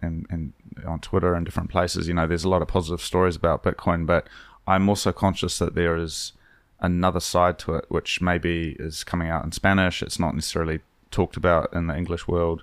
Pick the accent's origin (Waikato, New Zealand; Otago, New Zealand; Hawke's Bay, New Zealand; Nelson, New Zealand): Hawke's Bay, New Zealand; where I grew up in Hawke's Bay